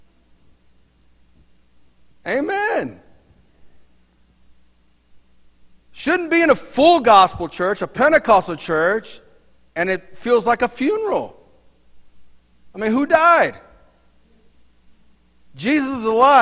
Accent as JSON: {"language": "English", "country": "United States", "said": "I'm an American"}